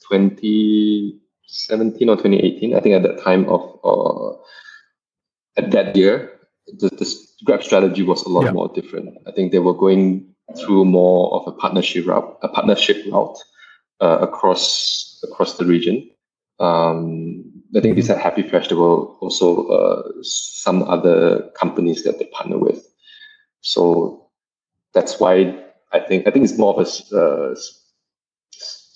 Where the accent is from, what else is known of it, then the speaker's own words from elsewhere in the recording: Malaysia; also born or lived in Kuala Lumpur; as a Malaysian who have lived in KL for like 5-6 years, who basically lived most of my life in Malaysia